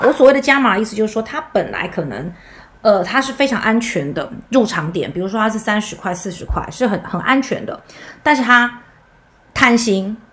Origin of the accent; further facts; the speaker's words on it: Taiwan; 我们台湾人的民族性可能会有点不同